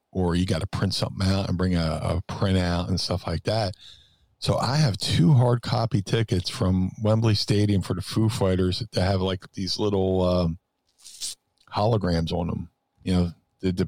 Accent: United States; accent: American; they would hear our American accents

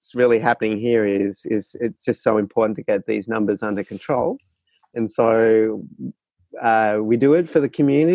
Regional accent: Australia; moved away as an adult; now in San Francisco, United States; I am actually a resident of San Francisco, but was born and bred in Australia.

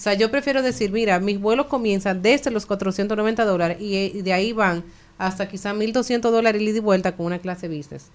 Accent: Dominican Republic; nosotros somos dominicanos

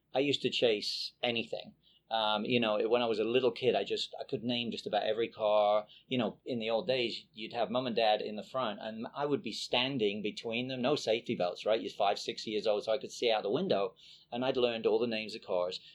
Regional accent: England, United Kingdom; moved away as an adult; now in United States; I was basically grew, uh, grew up in England, uh, born and raised in England

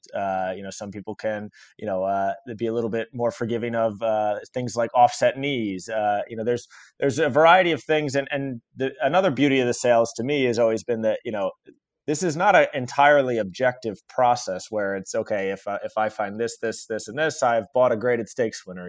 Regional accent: Long Island, New York, United States; I grew up on Long Island

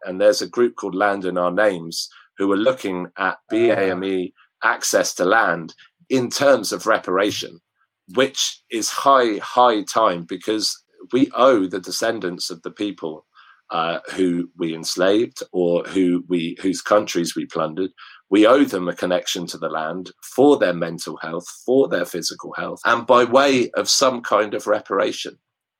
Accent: Upper Basildon, South East England, United Kingdom; The village that I grew up in West Berkshire

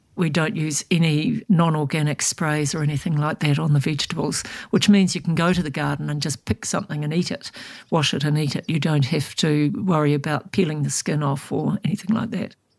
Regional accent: Thames, Waikato, New Zealand; moved away; I grew up in Thames, which is up on the Coromandel

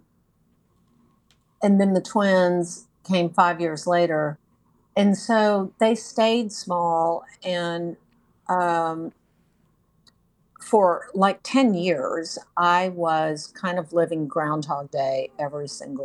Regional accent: Texas, United States; moved away as an adult; now in North Carolina, United States; I'm originally from Texas, lived there my whole life

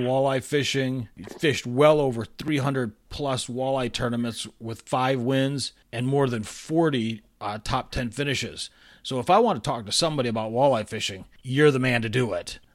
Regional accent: east side of Michigan, United States; I grew up in Michigan and I grew up on the east side of the state

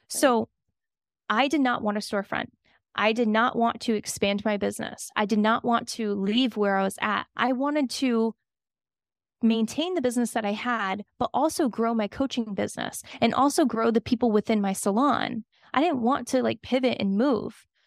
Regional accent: Miami, Florida, United States; I'm from Miami

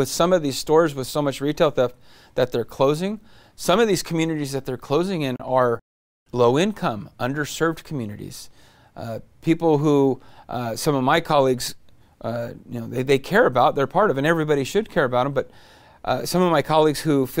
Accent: Modesto, California, United States; We have a beautiful state. I'm from Modesto.

